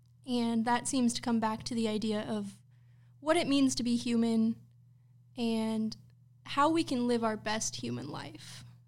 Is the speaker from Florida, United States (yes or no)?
yes; Tarpon Springs, Florida, United States; born there; I was born in Tarpon Springs, Florida, and then I've been moving around most of my life